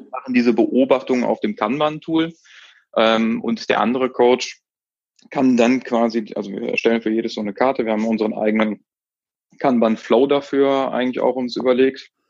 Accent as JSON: {"language": "German", "town": "Cologne", "region": "North Rhine-Westphalia", "country": "Germany", "said": "ich bin ja jetzt aus Köln, wir gehen ja gerne auch mal abends irgendwo in eine Kneipe"}